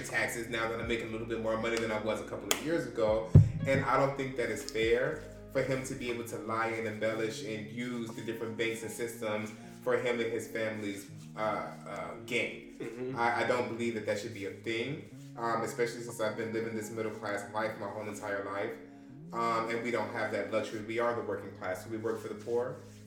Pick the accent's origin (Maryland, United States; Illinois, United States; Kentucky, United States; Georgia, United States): Georgia, United States; Atlanta; I'm from Scamming City. Like, we in Atlanta